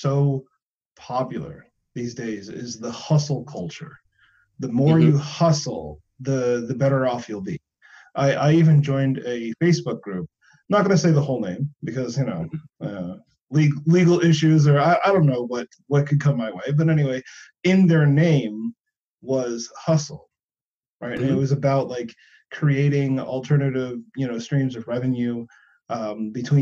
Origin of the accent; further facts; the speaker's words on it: United States; now in Germany; I'm American living in Germany